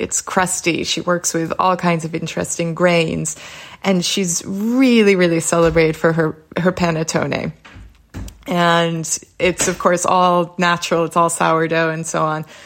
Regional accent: Boston, Massachusetts, United States; moved away as an adult; also born or lived in Prague; I'm from Boston

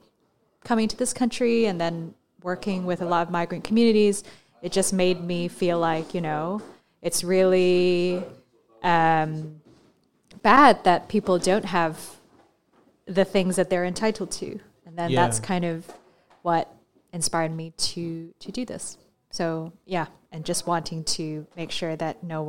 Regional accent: Hong Kong; now in United Kingdom; so I didn't grow up in this country. I grew up in Hong Kong

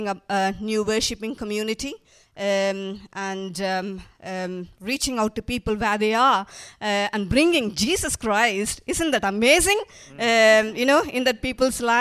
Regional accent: India; moved away as an adult; also born or lived in Manchester; now in United Kingdom; I'm originally from India. I came to this country 23 years ago

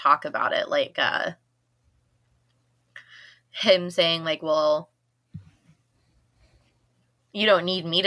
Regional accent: Midwest, United States; moved away as an adult; now in Mississippi, United States; I grew up with snow. I grew up in the Midwest, so I grew up with snow everywhere.

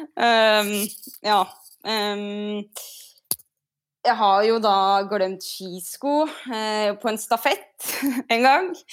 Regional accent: Ytre Enebakk, Akershus, Norway; Jeg er jo fra Ytre Enebakk, så vi hadde noen fast fast vei innover Enebakk

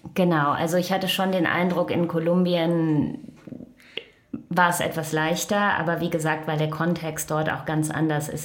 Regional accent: Krefeld, North Rhine-Westphalia, Germany; moved away as an adult; also born or lived in Düsseldorf / Costa Rica / United States; now in New York, United States; ich komme ursprünglich aus dem Rheinland, ähm, geboren in Düsseldorf und am Niederrhein aufgewachsen in Krefeld.

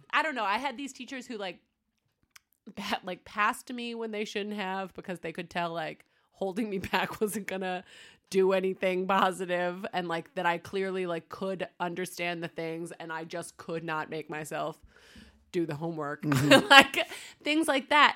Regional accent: United States; moved away as an adult; now in Denmark; We moved from America to here

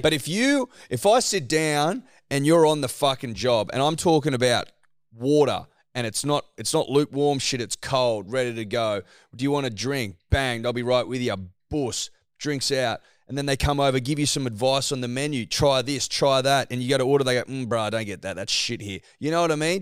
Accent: Australia; As an Australian

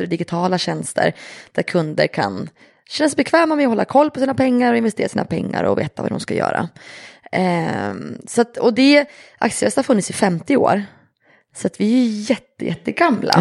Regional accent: Östersund, Jämtland, Sweden; jag är uppväxt i Jämtland, i Östersund

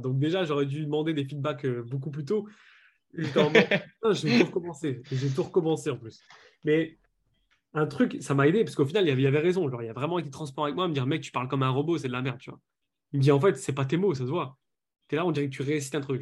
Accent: Lille, Hauts-de-France, France; je suis de Lille.

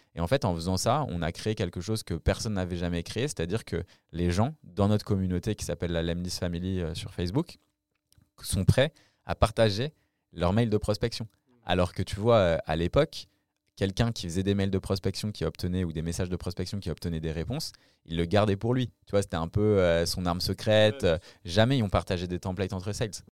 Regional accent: France; accent: French; mon accent français

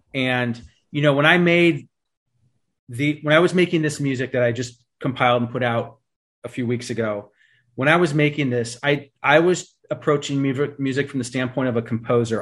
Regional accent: East Bay, California, United States; we grew up in the East Bay here in, in California

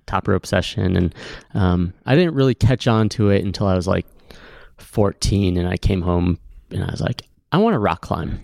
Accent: Cleveland, Ohio, United States; also born or lived in Shaker Heights, Ohio; now in Bend, United States; I grew up in Cleveland, Ohio, Shaker Heights, Ohio.

